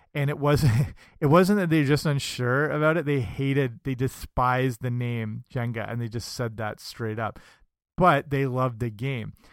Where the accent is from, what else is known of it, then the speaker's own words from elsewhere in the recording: Canada; I'm Canadian